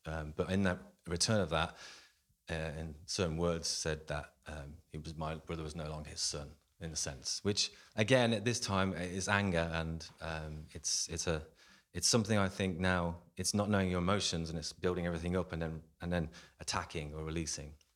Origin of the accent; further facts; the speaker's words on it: Coventry, West Midlands, United Kingdom; I'm born and raised in Coventry in the Midlands